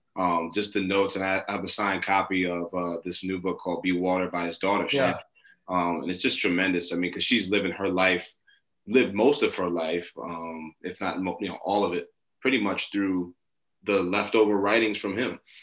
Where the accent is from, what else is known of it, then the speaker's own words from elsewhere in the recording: New York City, New York, United States; I grew up in Brooklyn in New York.